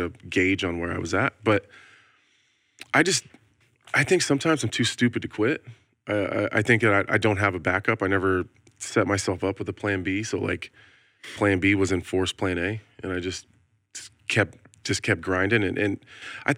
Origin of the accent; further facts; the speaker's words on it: Nebraska, United States; I'm from Nebraska